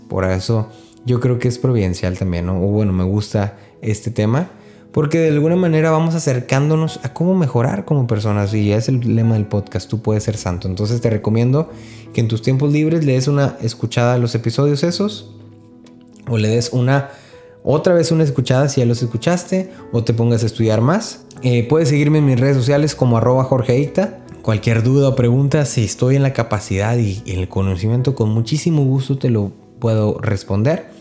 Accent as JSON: {"language": "Spanish", "region": "northern Mexico", "country": "Mexico", "said": "soy norteño"}